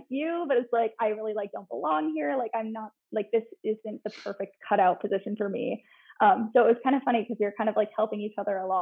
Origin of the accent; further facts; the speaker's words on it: Cooperstown, New York, United States; moved away as an adult; now in Charlotte, United States; I started in upstate New York. I'm from Cooperstown, New York.